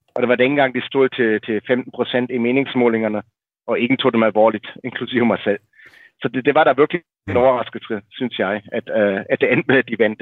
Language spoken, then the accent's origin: Danish; Berlin, Germany; moved away; jeg voksede op i Vestberlin i, i 70'erne og 80'erne